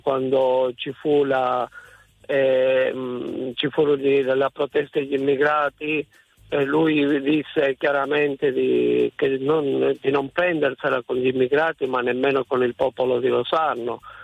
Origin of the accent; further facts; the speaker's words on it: Calabria, Italy; Io da buon calabrese